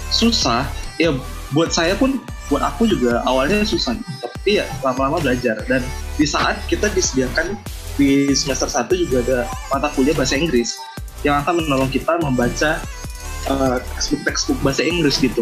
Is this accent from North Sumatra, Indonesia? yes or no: no; Jambi, Indonesia; Uh, aku asalnya dari Jambi.